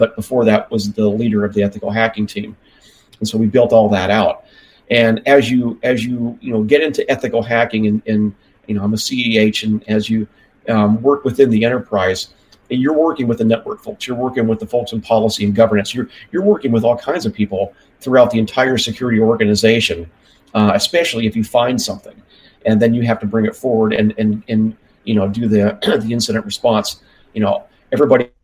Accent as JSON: {"language": "English", "region": "California", "country": "United States", "moved": "yes", "said": "I'm from California originally"}